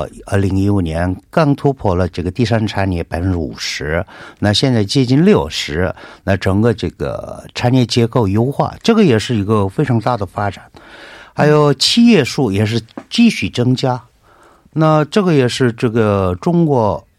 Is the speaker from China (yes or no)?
no; South Korea; Chinese is a second language; 我那个在韩国土生长大的啊，那今天头一次看到这个这么严重的情况